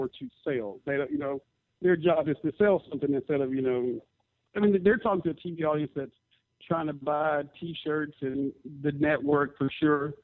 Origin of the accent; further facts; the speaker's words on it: Memphis, Tennessee, United States; I'm from Memphis